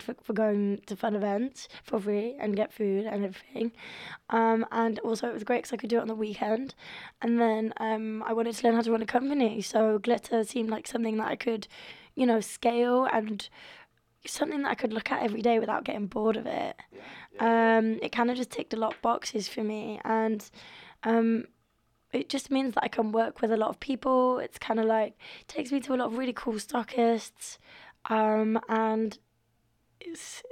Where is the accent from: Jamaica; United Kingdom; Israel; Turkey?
United Kingdom; York, Yorkshire and the Humber; I grew up in York